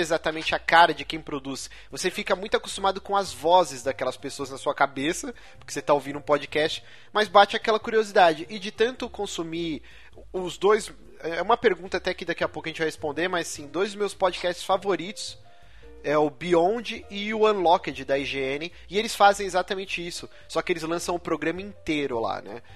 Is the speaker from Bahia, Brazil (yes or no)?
no; São Paulo, Brazil; Eu morei a minha vida inteira na Moca